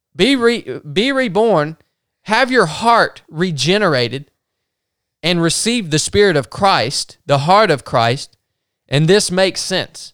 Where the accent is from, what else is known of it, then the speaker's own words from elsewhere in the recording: North Georgia, United States; where we grew up in North Georgia, racism was a part of the culture on both ends